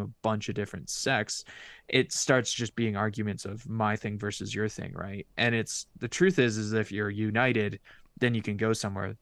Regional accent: Canada; as a Canadian

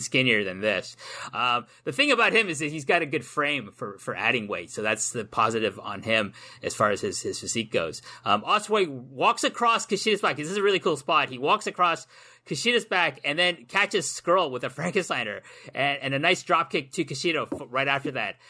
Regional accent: Canada; myself as a Canadian, can come to Wolverhampton

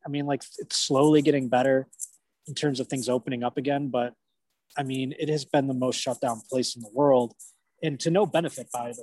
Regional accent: Buffalo, New York, United States; moved away as an adult; now in Los Angeles, United States; I've lived in Buffalo basically all the way up until I moved here

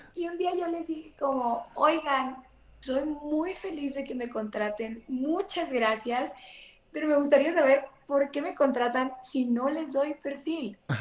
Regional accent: Mexico; yo también soy mexicana

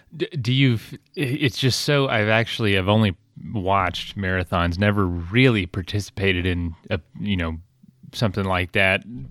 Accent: Florida, United States; we're from Florida, but, like, a very southern area

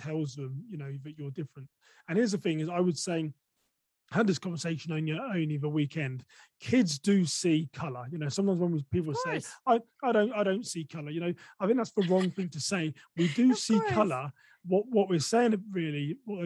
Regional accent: England, United Kingdom; accent: English; moved away as an adult; now in United States; I'm from England

